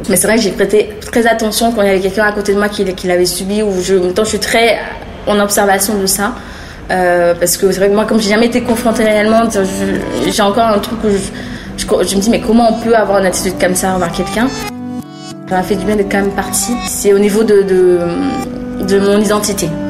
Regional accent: Matoury, French Guiana; moved away as an adult; now in Paris, France; moi je suis guyanaise, j'ai vécu toute ma vie en Guyane jusqu'à 25 ans.

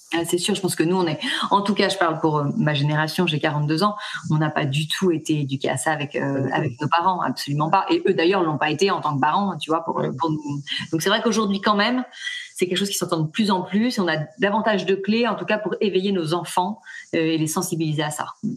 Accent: Nantes, Pays de la Loire, France; moved away as an adult; now in Toulon, France; je suis pas du tout originaire de, de, là, je suis originaire de Nantes, mais on vient de poser nos valises sur Toulon.

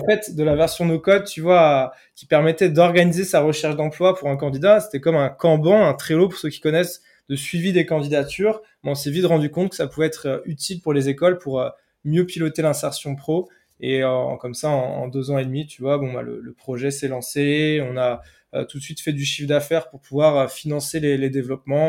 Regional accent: Brittany, France

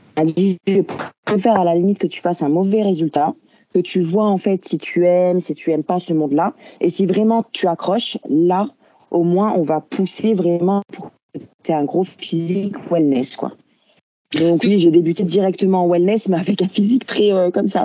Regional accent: France; now in Belgium; je suis française de base, je suis venue en Belgique

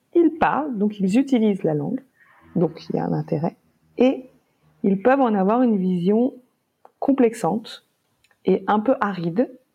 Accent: France; on est français.

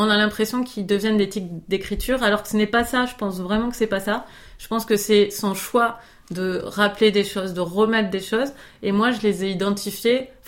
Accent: Rodez, Occitania, France; de Rodez, de ma ville natale.

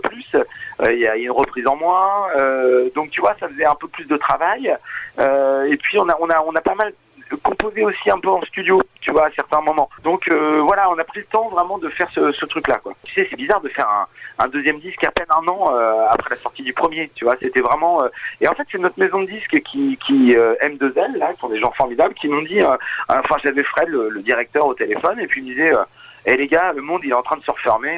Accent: Normandy, France; now in Rouen, France; on est Normand

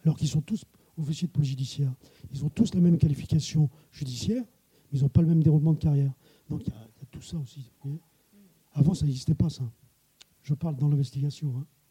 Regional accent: Plougastel-Daoulas, Brittany, France; also born or lived in Paris; now in Rennes, France; moi je suis de Pougastel

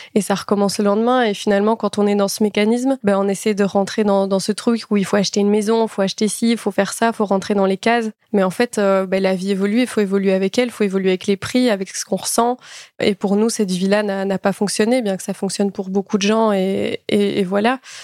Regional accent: Belgium; nous, on est belges

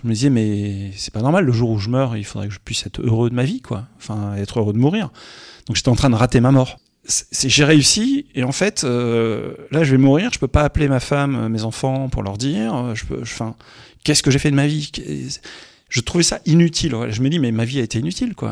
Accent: Roubaix, Hauts-de-France, France; je suis un gars du Nord, je suis né à Roubaix

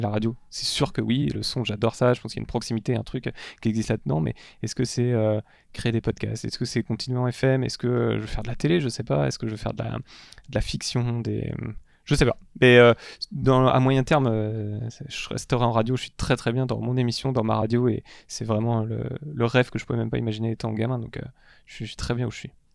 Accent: Parigné, Brittany, France; j'ai grandi en Bretagne, euh, j'étais au milieu de la campagne à Parigné, il y a 1000 habitants dans le Patelin

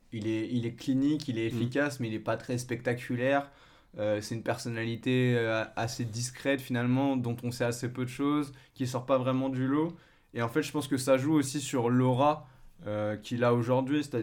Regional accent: France; je pense, quand on est français de notre génération, qui nous a forcément marqué.

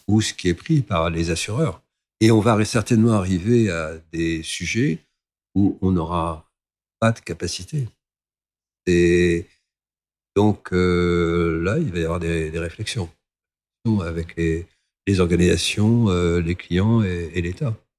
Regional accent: France; moved away as an adult; also born or lived in Côte d'Ivoire; en tant que Français

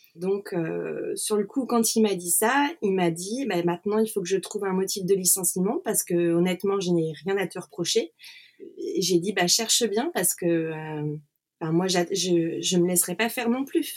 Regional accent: Nantes, Pays de la Loire, France; moved away as an adult; now in Switzerland; je suis de Nantes

